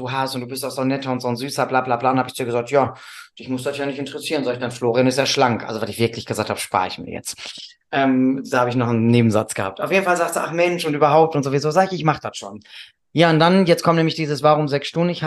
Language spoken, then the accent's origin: German; Northern Germany, Germany; Ich komme aus dem Norden, ich weiß das nicht.